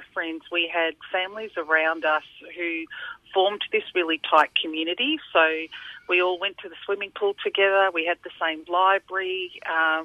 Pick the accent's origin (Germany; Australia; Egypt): Australia; Hawthorne; also born or lived in Fiji; I'm from Hawthorne, I'm Australian.